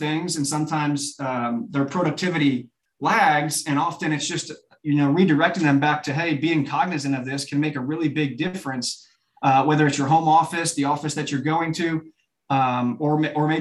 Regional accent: Chicago suburbs, Illinois, United States; moved away as an adult; also born or lived in Birmingham, Alabama; now in Nashville, United States; a sixth grade football player growing up in the Chicago suburbs

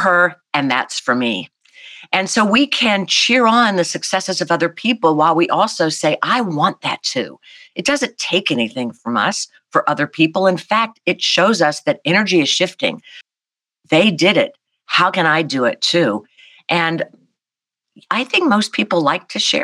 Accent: South Carolina, United States; I'm this kid from South Carolina

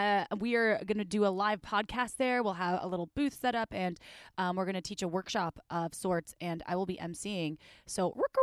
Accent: Midwest, United States; accent: Midwest; My Midwest accent out just so you guys can get ready for my mom.

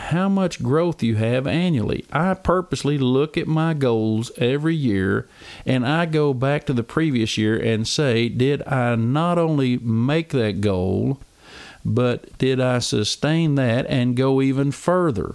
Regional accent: Oklahoma, United States; I'm from Oklahoma

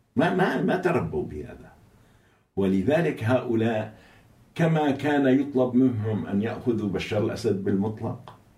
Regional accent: Syria

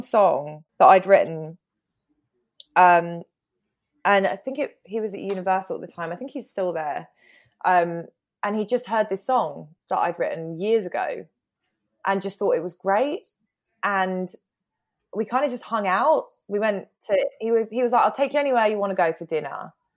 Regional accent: United Kingdom

